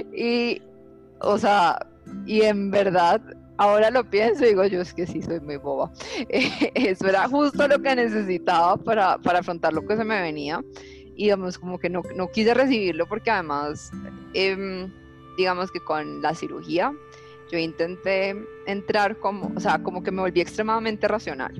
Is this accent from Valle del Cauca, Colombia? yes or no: yes; Cali, Valle del Cauca, Colombia; yo soy de Cali, por donde vivía, había mucha, eh, digamos, yo vivía sobre una montaña que, tiene a Cristo Rey encima